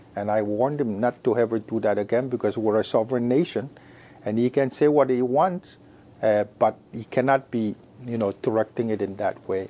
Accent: Micronesia; also born or lived in Oregon, United States; growing up with many siblings and growing up in the Micronesian culture of uh, respect

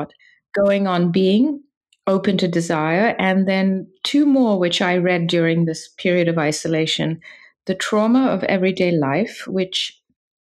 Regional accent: London, United Kingdom; growing up in London

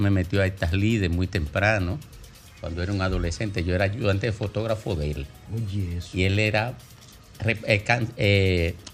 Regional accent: Miches, El Seibo, Dominican Republic; moved away; Nací en Miche

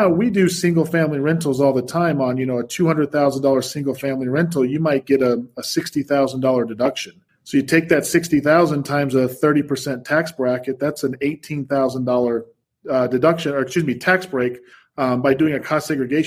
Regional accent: Salt Lake City, Utah, United States; moved away as an adult; also born or lived in New York; I was born and raised here in Salt Lake

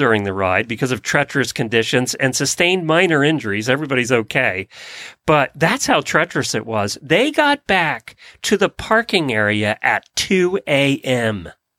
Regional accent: Ocala, Florida, United States; from Ocala, Florida.

